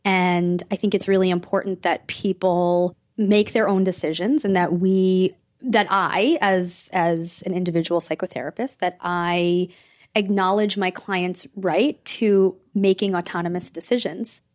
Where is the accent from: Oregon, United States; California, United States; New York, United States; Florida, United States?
New York, United States; Rockland County; I grew up in Rockland County.